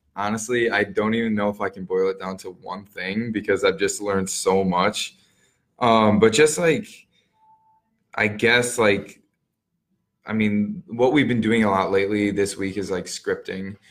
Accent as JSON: {"language": "English", "town": "Muskego", "region": "Wisconsin", "country": "United States", "tie": "born or raised there", "said": "I grew up in Muskego. Um, went to all the schools there"}